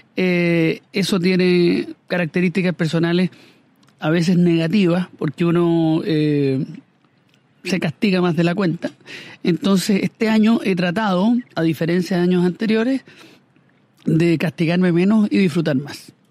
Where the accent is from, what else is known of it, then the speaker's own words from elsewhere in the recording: Chile; a mí como chileno, como hombre